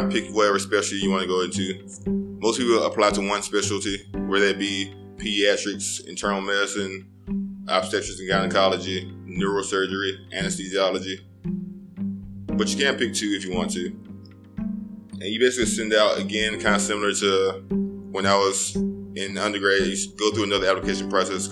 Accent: Birmingham, Alabama, United States; moved away as an adult; also born or lived in Auburn, Alabama / Miami, Florida; it wasn't like I was from the best part of Birmingham or anything.

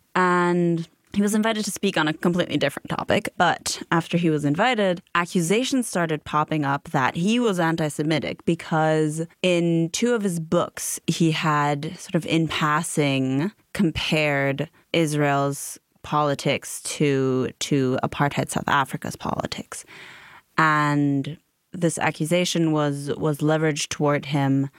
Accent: Germany; growing up in Germany, I, I grew up in sort of a mid-sized town

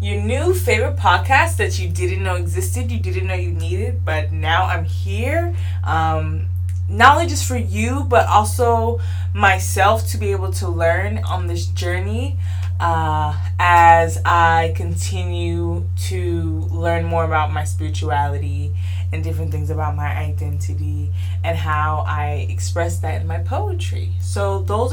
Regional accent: Snellville, Georgia, United States; also born or lived in Decatur, Georgia / Valdosta, Georgia; I was born in Decatur, Georgia, raised in Snellville, Georgia

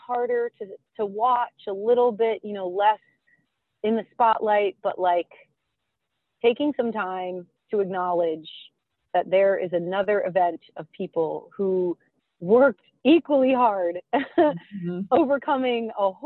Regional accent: Rhode Island, United States; now in Maine, United States; I grew up in Rhode Island

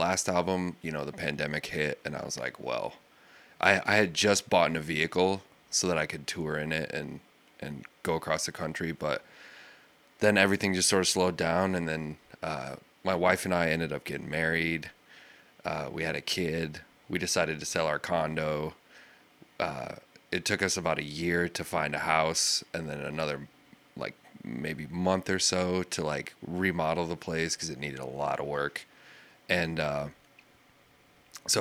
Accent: Manson, Iowa, United States; moved away; I grew up in Manson

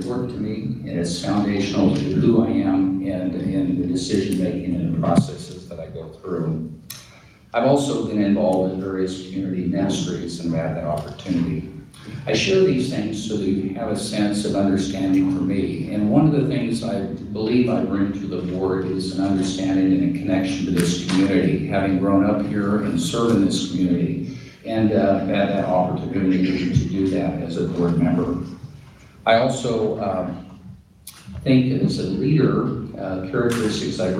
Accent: McPherson, Kansas, United States; I was born and raised in McPherson, attended schools here.

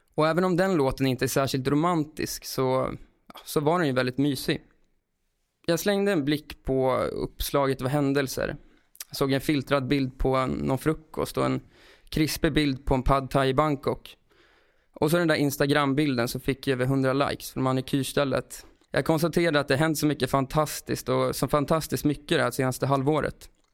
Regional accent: Brunflo, Jämtland, Sweden; now in Stockholm, Sweden; jag flyttade till Stockholm och han bodde kvar i Brunflo utanför Östersund där vi växte upp

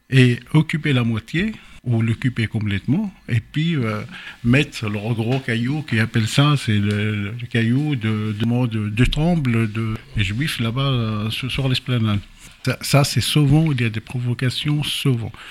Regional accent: Jerusalem, Jerusalem District, Israel; moi que je suis né là-bas, j'ai grandi à Jérusalem, j'ai fait toutes mes études là-bas

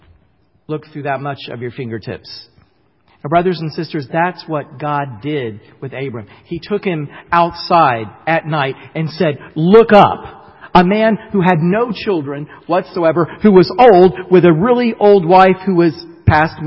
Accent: the South, United States; moved away; I grew up in the South, and sometimes it comes out in some of the things that I say, like I say y'all and stuff, and so y'all know that I really am a Southerner still to this day

